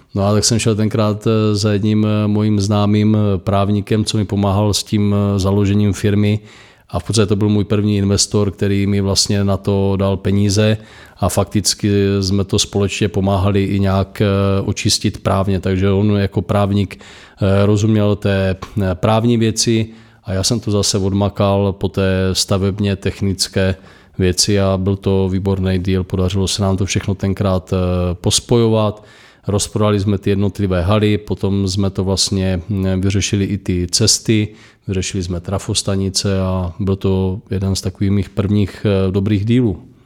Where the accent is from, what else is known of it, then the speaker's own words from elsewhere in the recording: Moravia, Czechia; u nás na Moravě